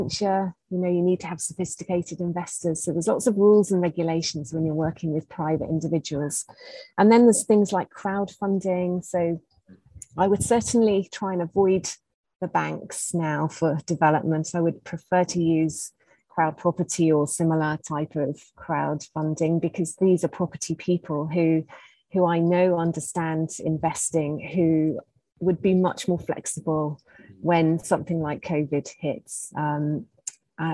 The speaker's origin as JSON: {"language": "English", "country": "United Kingdom", "moved": "as an adult", "lives_now": "Zanzibar, Tanzania", "said": "as a British person"}